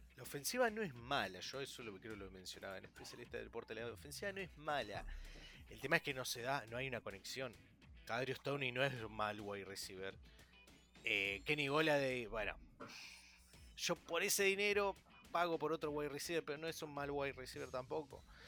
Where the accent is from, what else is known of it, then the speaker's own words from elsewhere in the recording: Argentina; el único argentino que habla de fútbol americano